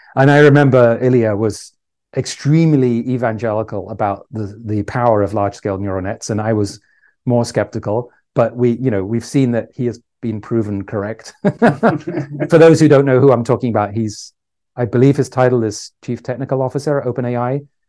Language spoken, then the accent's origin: English; England, United Kingdom; moved away as an adult; also born or lived in Ireland / Canada; now in California, United States; I grew up in England